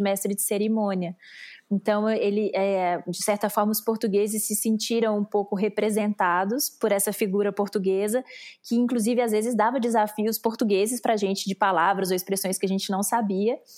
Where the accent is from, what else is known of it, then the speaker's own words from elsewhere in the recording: Brazil; o meu sotaque me entregava muito, eu falei, "Brasileira."